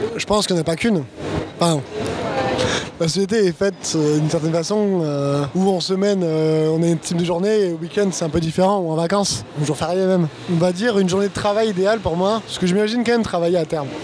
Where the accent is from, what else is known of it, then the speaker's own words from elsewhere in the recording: Bordeaux, Nouvelle-Aquitaine, France; moved away as an adult; now in Paris, France; je suis un Bordelais d'origine. je suis arrivé à Paris il y a deux ans